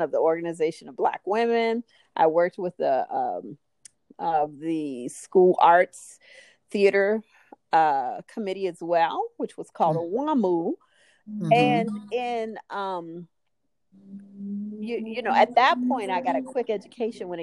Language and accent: English; Chicago, Illinois, United States; also born or lived in New Orleans, Louisiana; now in Santa Clarita, United States; I'm from Chicago originally, mm. from the south side of Chicago